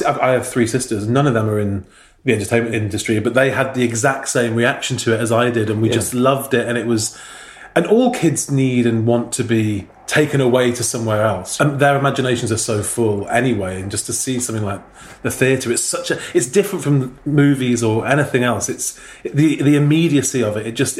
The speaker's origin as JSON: {"language": "English", "town": "Manchester", "region": "North West England", "country": "United Kingdom", "tie": "born or raised there", "said": "I grew up in Manchester"}